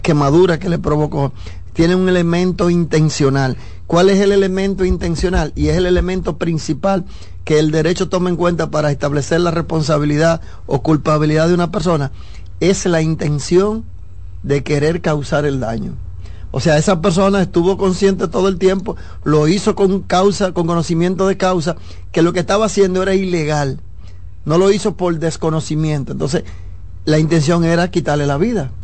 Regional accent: Dominican Republic; en mi país

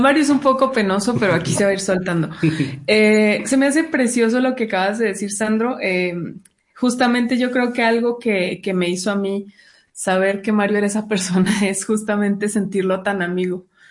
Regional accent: Chihuahua, Mexico; yo soy del norte, de un estado llamado Chihuahua, que está con la frontera en Estados Unidos.

